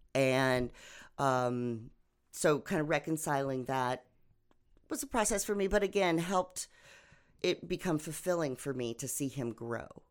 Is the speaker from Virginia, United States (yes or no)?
no; Oklahoma, United States; also born or lived in various US states; lived my life kind of all over the states until I moved to Oklahoma when I was 10